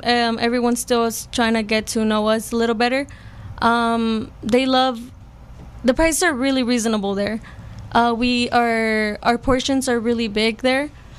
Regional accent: Las Vegas, Nevada, United States; I'm from Vegas.

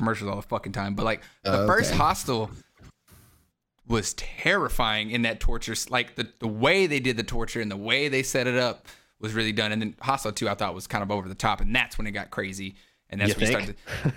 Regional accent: the South, United States; I'm from the South

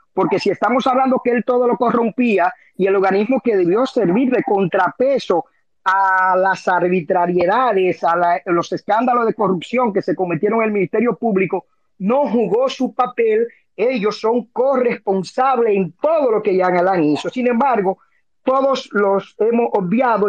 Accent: Dominican Republic; como dominicano, como abogado

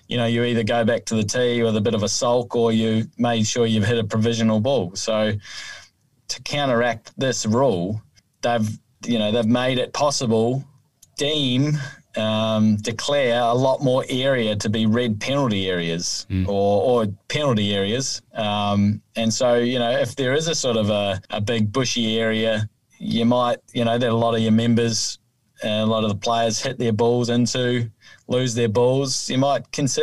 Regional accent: New Zealand; now in Australia; I certainly like playing golf in my home country because there's no snakes in the rough

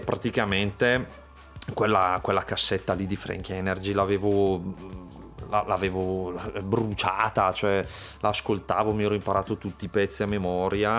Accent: Manerbio, Lombardy, Italy; sono di Manerbio

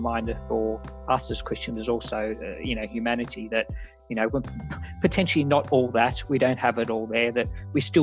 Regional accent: Australia; moved away; As an Australian

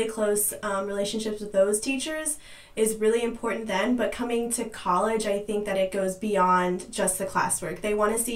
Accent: Zionsville, Indiana, United States; I'm from Zionsville, Indiana

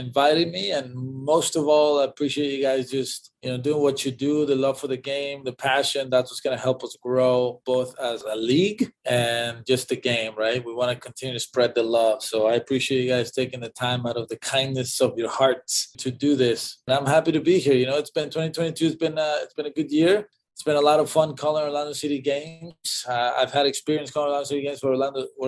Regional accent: Mexico; moved away; also born or lived in Texas; I was born in Mexico

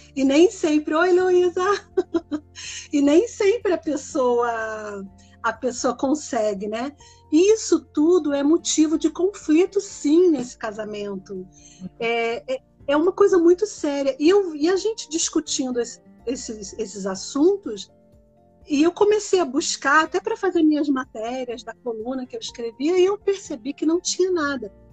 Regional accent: Rio de Janeiro, Brazil; moved away as an adult; now in Switzerland; eu sou do Rio. Acho que dá para perceber um pouco pelo sotaque

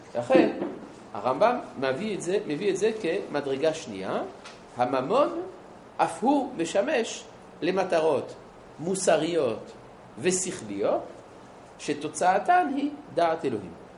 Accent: Jerusalem, Jerusalem District, Israel; אני ירושלמי

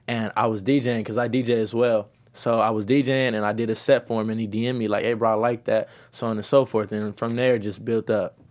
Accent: Los Angeles, California, United States; also born or lived in South Central, Los Angeles; I'm from Midtown, and I was raised back and forth from Midtown to South Central.

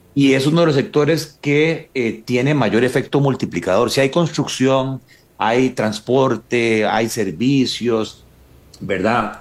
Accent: Paraíso, Cartago, Costa Rica; Paraíso, de donde soy yo

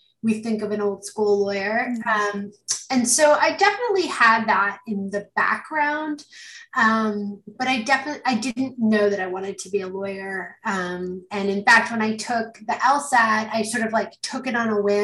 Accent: Canada; moved away; I'm Canadian.

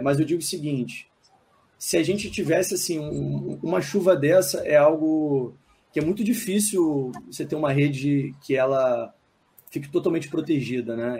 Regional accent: Niterói, Rio de Janeiro, Brazil; Eu moro relativamente próximo, né? eu sou de Niterói

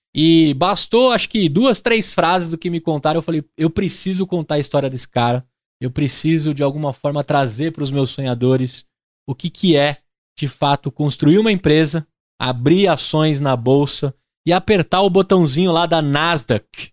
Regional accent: Brazil; a gente aqui como brasileiro

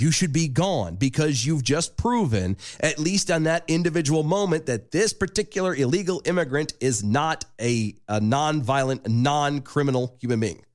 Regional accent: United States; being American

